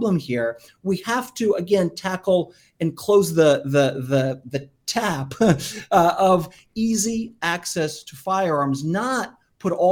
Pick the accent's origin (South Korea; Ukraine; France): Ukraine; Kyiv; now in United States; was born in Kyiv, and so I'm Ukrainian. And we, you know, came to America almost 30 years ago now